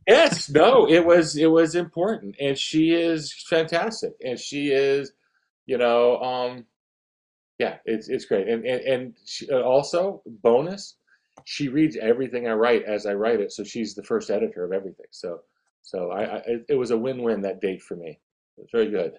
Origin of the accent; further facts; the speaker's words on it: Atlantic Beach, Florida, United States; also born or lived in Italy; I grew up in a small beach town near Jacksonville um, called Atlantic Beach, Florida